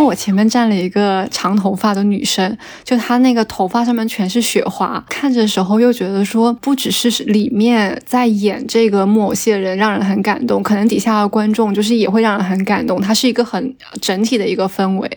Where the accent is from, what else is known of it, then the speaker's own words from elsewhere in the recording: Guangdong, China; 作为南方人，特别是作为一个广东人